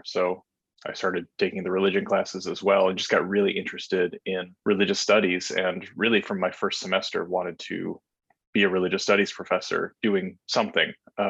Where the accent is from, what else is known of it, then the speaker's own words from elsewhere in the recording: North Dakota, United States; Yeah, I am from North Dakota, or I went to high school there at least. And so I also went to college there at the University of North Dakota.